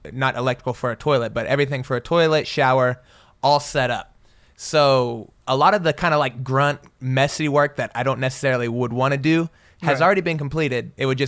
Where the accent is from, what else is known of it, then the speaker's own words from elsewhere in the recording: Oklahoma, United States; They're the Indians. I'm from Oklahoma. It's fitting.